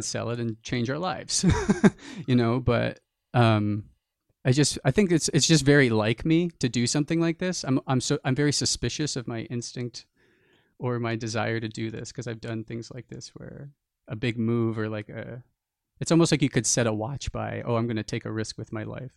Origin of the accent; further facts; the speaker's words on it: New Jersey, United States; a small town where we grew up in New Jersey